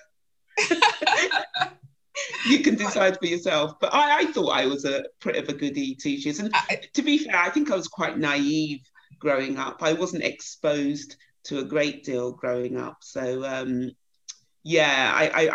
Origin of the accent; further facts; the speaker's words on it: Croydon, London, United Kingdom; So I was brought up in Croydon, a little place just outside the town, outside London, local Croydon. So I was born and bred there